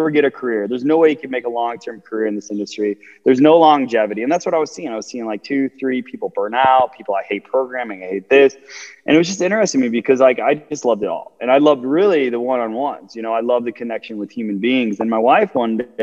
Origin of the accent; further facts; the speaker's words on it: Chicago, Illinois, United States; I'm from Chicago, Illinois, the suburbs of Southside